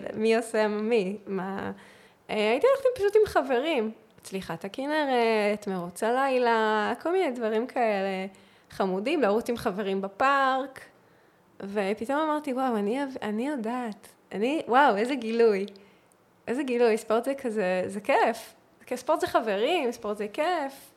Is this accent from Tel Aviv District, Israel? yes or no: no; Northern District, Israel; moved away as an adult; also born or lived in Central Israel; עברתי למרכז, אני ואני מהצפון במקור